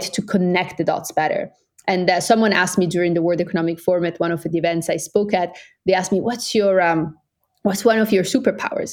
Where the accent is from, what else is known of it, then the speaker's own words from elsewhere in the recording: Italian part of Switzerland, Ticino, Switzerland; moved away as an adult; also born or lived in Oxford; I'm Swiss Brazilian. I grew up in the Italian part of Switzerland.